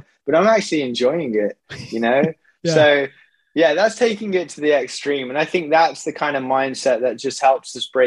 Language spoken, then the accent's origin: English; Wolverhampton, West Midlands, United Kingdom; moved away; I came back full circle, came back to my hometown and joined the 100 Marathon Club with Wolverhampton